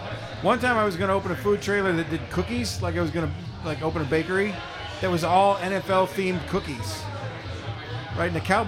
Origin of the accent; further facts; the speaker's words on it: South Texas, United States; where I grew up in South Texas.